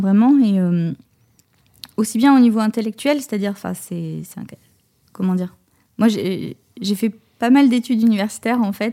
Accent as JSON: {"language": "French", "town": "Pessac", "region": "Nouvelle-Aquitaine", "country": "France", "tie": "born or raised there", "said": "j'ai grandi à Pessac"}